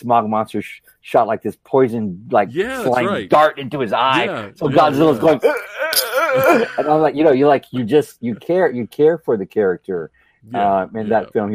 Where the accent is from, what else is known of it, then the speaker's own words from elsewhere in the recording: near San Antonio, Texas, United States; I grew up near San Antonio, Texas